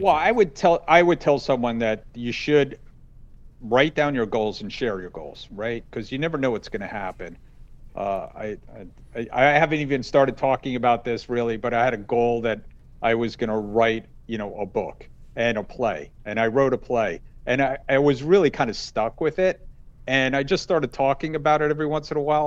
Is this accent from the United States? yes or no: yes; New Jersey, United States; I'm from New Jersey. I'm Italian.